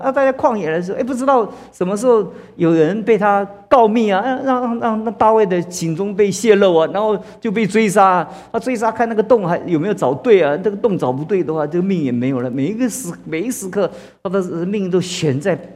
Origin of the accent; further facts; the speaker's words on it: China; 其实我们中国在这这么多年的历史当中